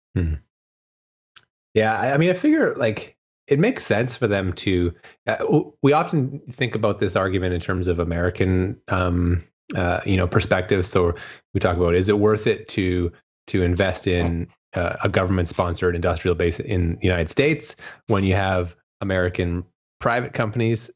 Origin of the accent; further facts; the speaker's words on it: Canada; being Canadian, I'm technically an ESA member state